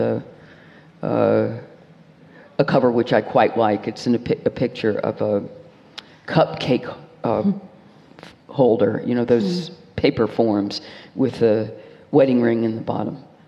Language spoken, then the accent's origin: English; United States; being American